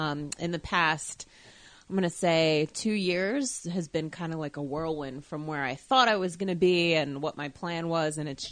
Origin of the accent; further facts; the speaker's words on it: New Jersey, United States; also born or lived in Colorado; I'm originally from New Jersey. I lived in Colorado for a couple years when I was tiny, tiny, and then came back here when I was about 4 or 5, and I've been here ever since.